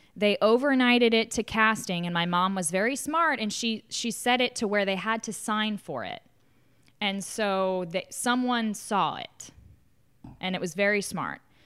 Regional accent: the South, United States; also born or lived in New York City; I'm from the South where, like, you get married younger

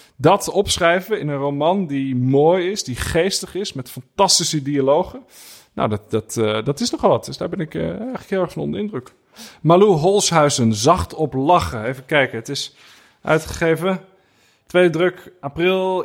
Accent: Burgundy, Bourgogne-Franche-Comté, France; moved away; in het dorpje waar ik ben geboren

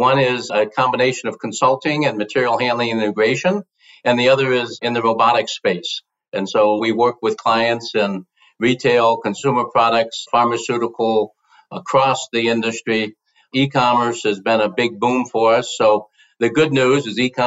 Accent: Elmwood Park, Illinois, United States; I grew up in Chicago, Illinois, actually a suburb of Chicago, Elmwood Park, which is about a half a mile from Chicago

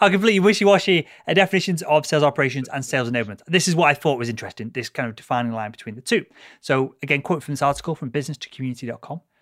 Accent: United Kingdom; being born British

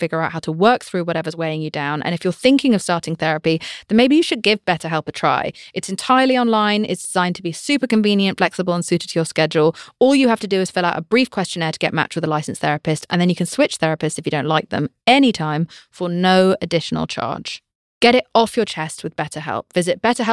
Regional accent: United Kingdom; I'm British.

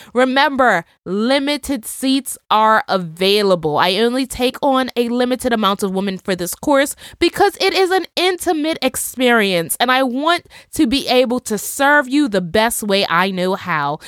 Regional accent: Bermuda; my home country in Bermuda

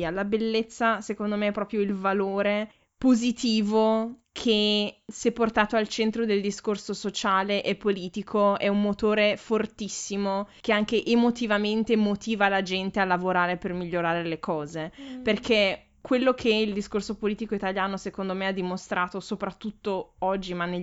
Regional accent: Ferrara, Emilia-Romagna, Italy; now in Forlì, Italy; Andandomene via da Ferrara mi sono resa conto di quanto sono ferrarese e anche della bellezza che c'è in Ferrara.

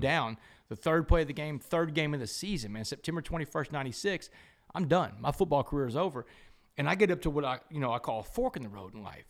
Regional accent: Port Arthur, Texas, United States; growing up in Port Arthur

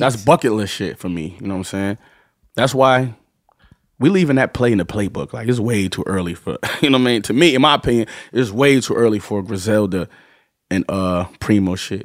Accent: Buffalo, New York, United States; moved away; growing up in Buffalo

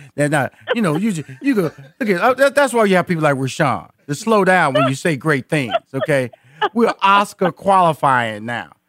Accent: Houston, Texas, United States; now in Atlanta, United States; I was born and raised in Houston

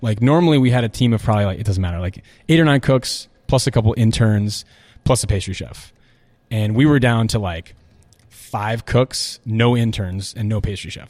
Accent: Iowa City, Iowa, United States; moved away as an adult; I'm from Iowa City

